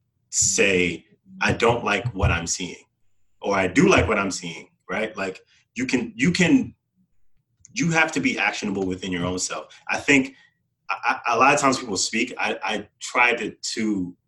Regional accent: New York City, New York, United States; I grew up in New York City

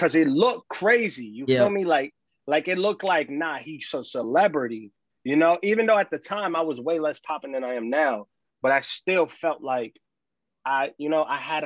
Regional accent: New York City, New York, United States; I'm an artist from New York City.

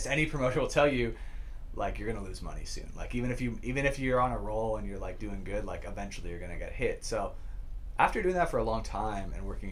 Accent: St. Catharines, Ontario, Canada; I grew up in St. Catharines, was born in St. Catharines.

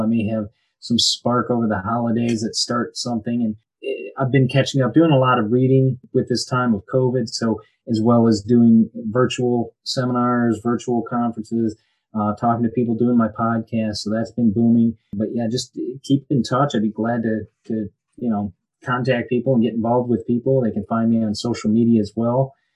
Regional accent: Birmingham, Michigan, United States; moved away as an adult; now in Florida, United States; I'm originally from Birmingham, Michigan. Grew up there

